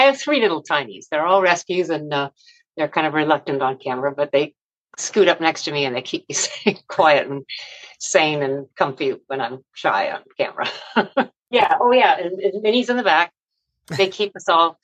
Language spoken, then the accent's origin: English; Long Beach, California, United States; also born or lived in New York; now in Los Angeles, United States; I grew up in Long Beach, California